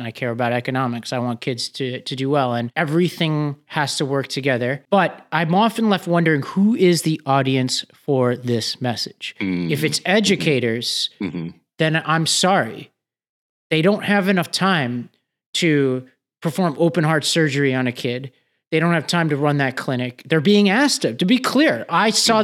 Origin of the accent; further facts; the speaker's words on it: New York, United States; New York, my home state